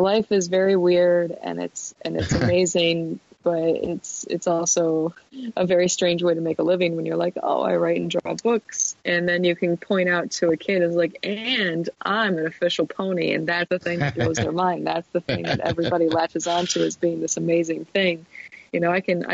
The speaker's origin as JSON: {"language": "English", "town": "Detroit", "region": "Michigan", "country": "United States", "said": "I'm from Detroit."}